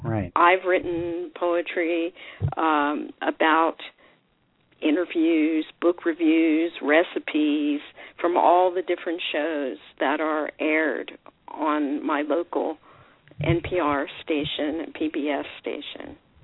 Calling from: Lake Forest, California, United States; I'm calling from Lake Forest, California. That's in Orange County

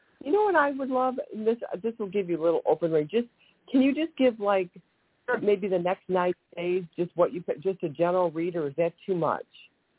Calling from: Ohio, United States; from Ohio.

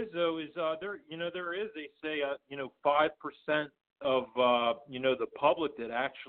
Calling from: Pittsburgh, Pennsylvania, United States; I'm calling from Pittsburgh right now, right outside, about 10 minutes outside of Pittsburgh.

